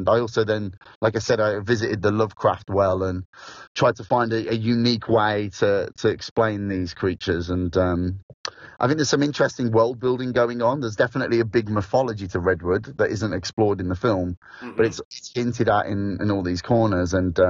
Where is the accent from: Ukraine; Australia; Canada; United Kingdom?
United Kingdom; Midlands; accent: Midlands; now in South of England, United Kingdom; everybody here is obviously speaking to me in a Midlands accent, so it's come back.